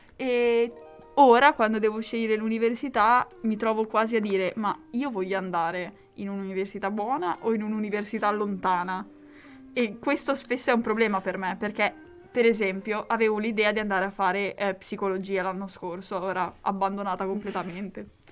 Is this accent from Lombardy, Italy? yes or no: no; Bagnacavallo, Emilia-Romagna, Italy; also born or lived in Lugo; ho un rapporto un po' brutto con eh, Bagnacavallo